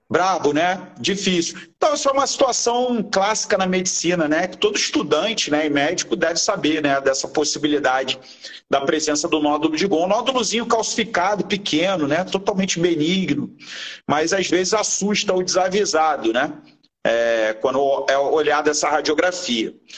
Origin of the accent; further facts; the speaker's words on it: Rio de Janeiro, Brazil; eu e o Áureo, nós somos do Rio de Janeiro, aqui no Rio de Janeiro